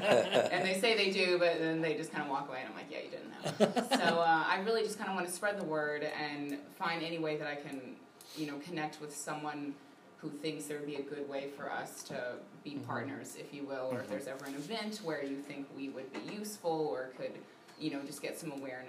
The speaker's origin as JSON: {"language": "English", "town": "Shreveport", "region": "Louisiana", "country": "United States", "also_born_or_lived": "Chicago", "moved": "yes", "lives_now": "Waco, United States", "said": "Originally Shreveport, but I was in Chicago before I moved here."}